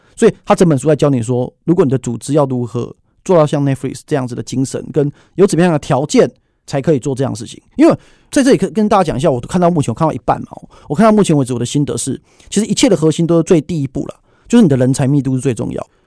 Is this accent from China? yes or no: no; Taiwan; 我们台湾人民